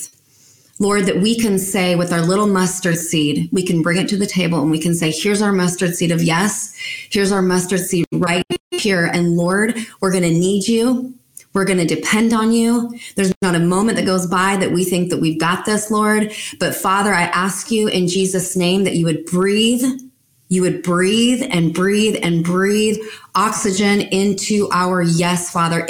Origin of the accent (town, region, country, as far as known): United States